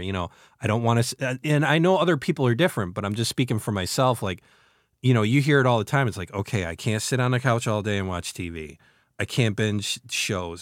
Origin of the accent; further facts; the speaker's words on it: New York, United States; As a New Yorker, my whole entire life